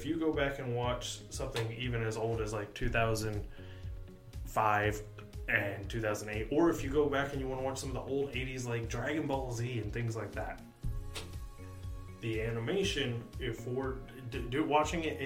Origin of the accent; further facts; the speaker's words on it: United States; an American watcher